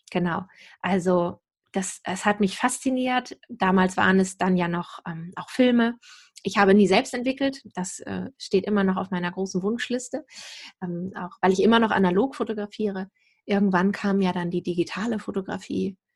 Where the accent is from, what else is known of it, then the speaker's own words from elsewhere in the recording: Lower Saxony, Germany; also born or lived in England / Hanover; Tatsächlich bin hier wieder zurückgekehrt in diese Ecke, wo ich auch aufgewachsen bin, südlich von Hamburg.